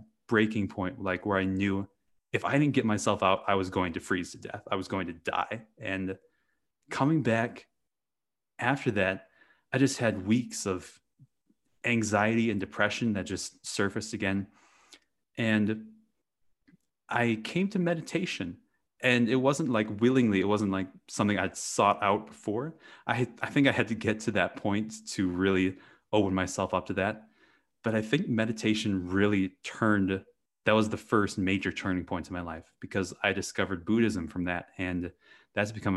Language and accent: English; Wisconsin, United States; I grew up in the Midwest in Wisconsin in the US, and I grew up on a dairy farm